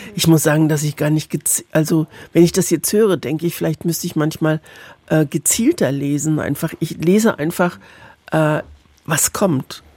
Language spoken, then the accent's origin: German; Mannheim, Baden-Württemberg, Germany; born or raised there; also born or lived in Erfurt